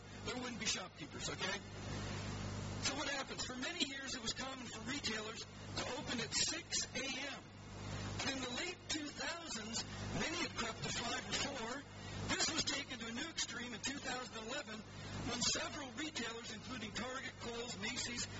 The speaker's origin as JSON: {"language": "English", "country": "Canada", "moved": "yes", "lives_now": "England", "said": "I'm a Canadian"}